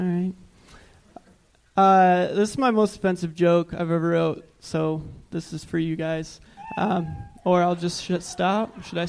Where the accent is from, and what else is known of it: Michigan, United States